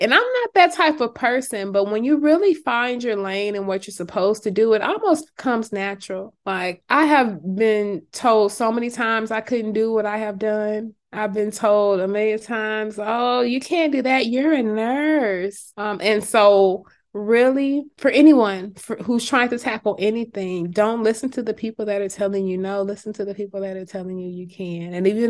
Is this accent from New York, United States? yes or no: no; California, United States; now in Georgia, United States; I recently moved to Georgia about 2 years ago, but I came from California.